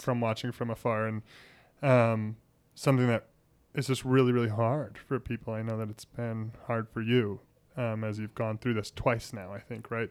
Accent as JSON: {"language": "English", "town": "Billings", "region": "Montana", "country": "United States", "tie": "born or raised there", "said": "it's my hometown. I love it. I grew up here."}